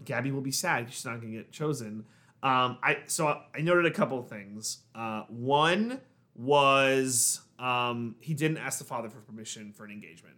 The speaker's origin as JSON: {"language": "English", "region": "New York", "country": "United States", "said": "we're from New York"}